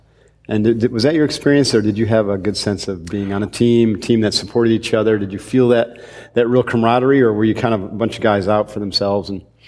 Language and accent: English; Upstate New York, United States; Upstate New York.